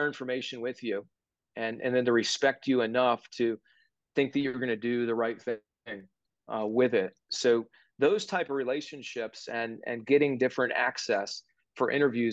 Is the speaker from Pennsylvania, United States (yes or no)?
yes; Johnstown, Pennsylvania, United States; moved away; the NBC station back in my hometown